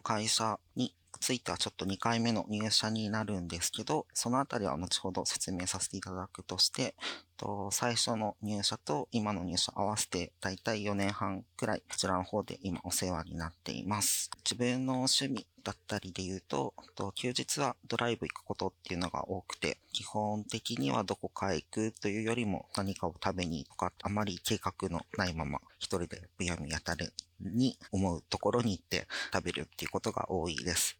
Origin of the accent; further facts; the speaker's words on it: Fukuoka, Japan; moved away as an adult; 地元に戻りたいっていう思いのもと、転職活動を始めて、この LINE 福岡に